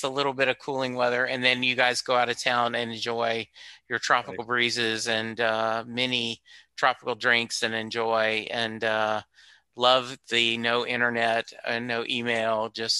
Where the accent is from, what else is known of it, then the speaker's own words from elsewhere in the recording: the South, United States; because I grew up in the South.